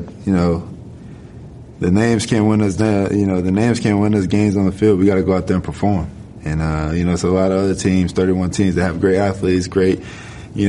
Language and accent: English; Gainesville, Florida, United States; moved away; 815 Harrison Square was the neighborhood